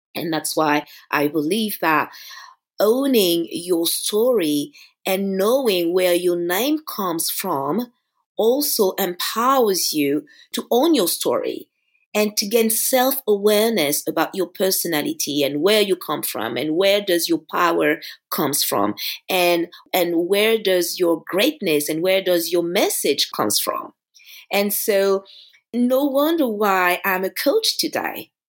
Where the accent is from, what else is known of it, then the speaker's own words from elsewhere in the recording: Paris, Île-de-France, France; it's my hometown. You know, I was born here, I grew up in Paris